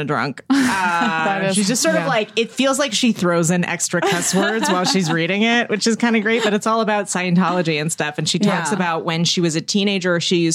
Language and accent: English; Alameda, California, United States; I grew up in Alameda